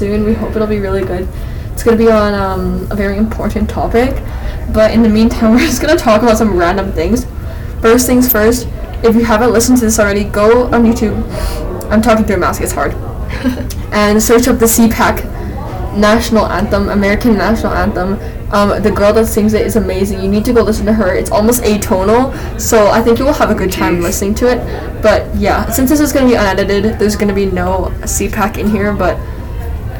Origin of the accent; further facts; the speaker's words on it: Canada; we're Canadian